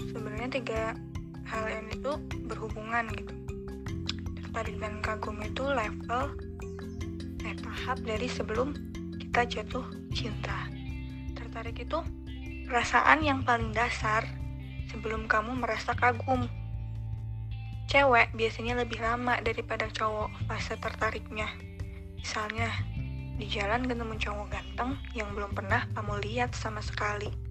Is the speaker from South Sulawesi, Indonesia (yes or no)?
no; Lampung, Indonesia; Aku lahirnya di Lampung, besar di Lampung, kuliah di Lampung.